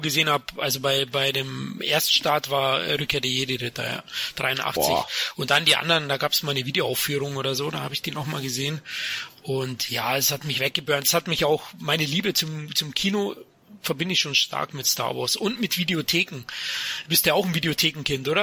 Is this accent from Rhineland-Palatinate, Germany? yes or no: no; Bavaria, Germany; Als Bayer